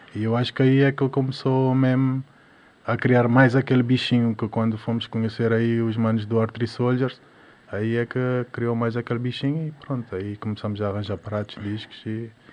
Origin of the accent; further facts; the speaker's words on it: Mindelo, São Vicente, Cape Verde; now in Portugal; Em Cabo Verde, pronto, desde criança és acostumado a ouvir reggae